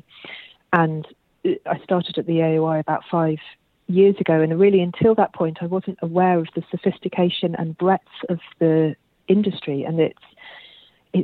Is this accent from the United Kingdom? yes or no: yes; London, United Kingdom; moved away as an adult; also born or lived in Australia; So, I grew up in London, actually, where we moved away from London about 2 years ago, but otherwise, I was London born and bred